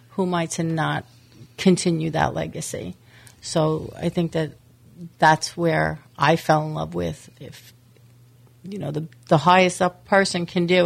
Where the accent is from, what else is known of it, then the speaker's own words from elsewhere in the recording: New York, United States; Well, uh, I came from actually I came from New York um, and I've been with Texas Roadhouse for 13 years.